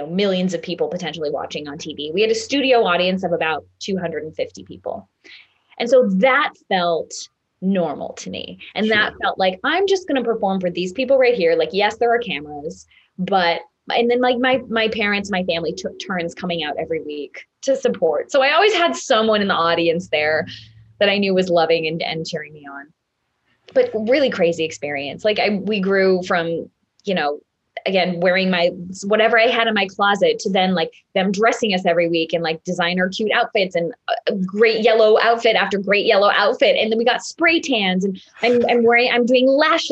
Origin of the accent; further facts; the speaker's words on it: Minneapolis, Minnesota, United States; I was from Minnesota. Minneapolis, not a small town.